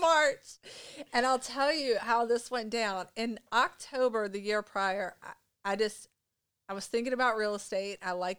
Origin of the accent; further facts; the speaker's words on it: Jefferson County, West Virginia, United States; now in Berkeley County, West Virginia, United States; I grew up in Jefferson County, though. So Berkeley County was like a tough move to kind of move over here.